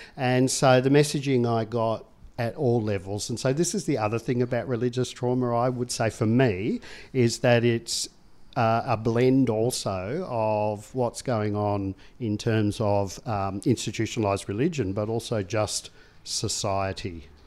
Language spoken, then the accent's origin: English; Tasmania, Australia; I grew up in Tasmania